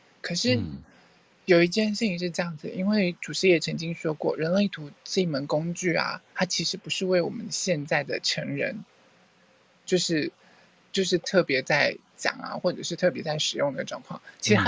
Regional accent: Thailand; Chinese is a second language; 好，其实我是泰国人，

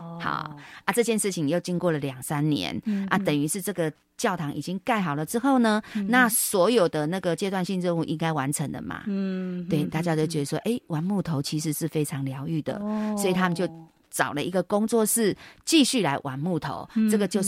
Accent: Taiwan; 那我们台湾人的的感觉，甚至中国人都觉得说啊，陪着孙子一起长大的感觉。

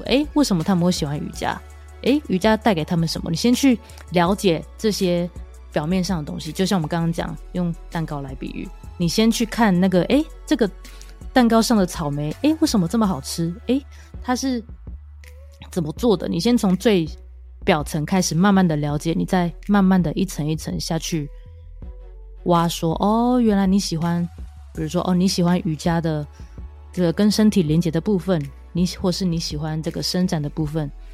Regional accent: Kaohsiung, Taiwan; now in Taipei, Taiwan; 因为我是高雄人，所以我时不时会回家一下

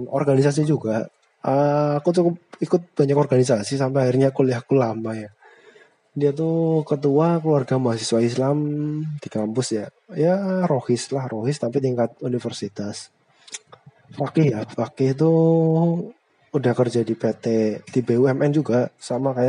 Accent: Brebes, Central Java, Indonesia; accent: Ngapak (northern); logatnya mirip-mirip aku aku kan dari Brebes dia dari Banyumas sama-sama ngapak cuma bedanya aku ngapak utara dia ngapak selatan

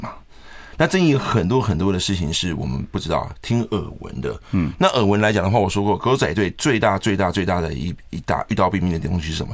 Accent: Taiwan; 我们在俊春长大

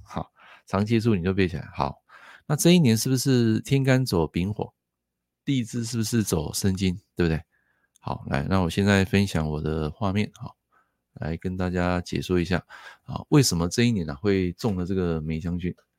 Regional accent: Taiwan; 我们台湾这边

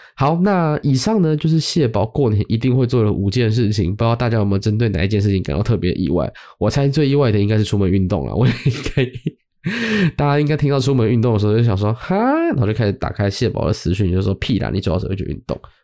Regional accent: Zhonghe, Yonghe, Banqiao, New Taipei, Taiwan; 回到中永和板桥这个地方

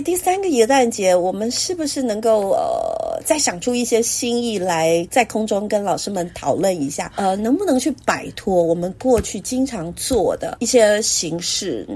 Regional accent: Taiwan; 为什么我们台湾人都都好像就是糖果？

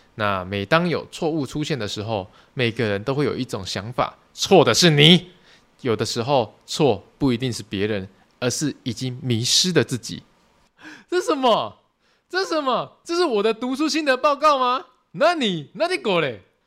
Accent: Tainan, Taiwan; 我是台南人

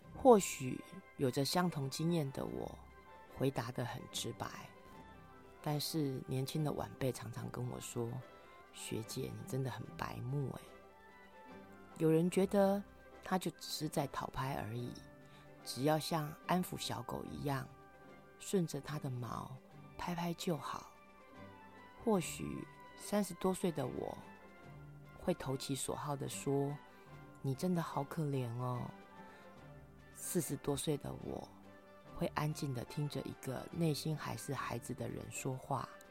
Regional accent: Kaohsiung, Taiwan; 我国小的时候住在外婆家，那年塞洛马台风半夜登陆高雄

